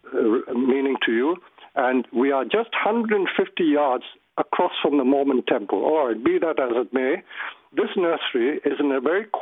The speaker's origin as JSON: {"language": "English", "country": "India", "tie": "born or raised there", "moved": "yes", "said": "I grew up in India"}